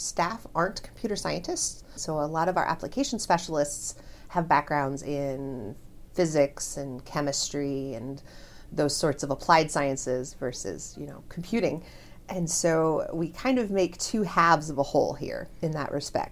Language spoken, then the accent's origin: English; Omaha, Nebraska, United States; also born or lived in Wayne, Nebraska / South Dakota; now in Lincoln, United States; I was born and raised here in Nebraska, in Omaha